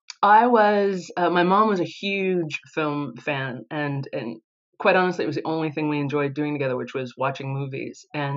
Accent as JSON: {"language": "English", "town": "San Diego", "region": "California", "country": "United States", "tie": "born or raised there", "also_born_or_lived": "Los Angeles", "moved": "as an adult", "lives_now": "London, United Kingdom", "said": "I was born and raised in San Diego, California, which is the last, very last city before before Mexico, and then spent a lot of time in LA."}